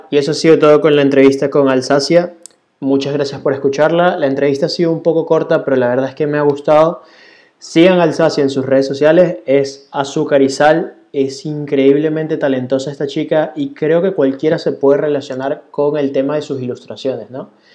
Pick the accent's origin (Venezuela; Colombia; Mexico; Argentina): Venezuela; moved away as an adult; now in Barcelona, Spain; yo en Venezuela andaba en moto